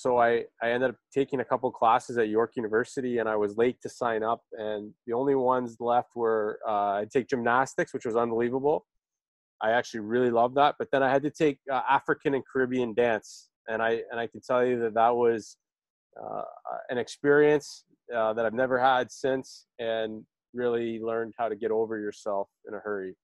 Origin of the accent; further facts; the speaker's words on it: Toronto, Ontario, Canada; also born or lived in Oakville, Ontario; I was born in Toronto. I lived in Etobicoke uh, up until about, uh, I guess, middle school, where we moved to Oakville.